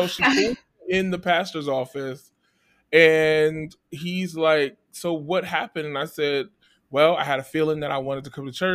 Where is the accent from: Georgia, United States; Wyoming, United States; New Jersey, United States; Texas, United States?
New Jersey, United States; Trenton; I'm from New Jersey, the capital of New Jersey, Trenton.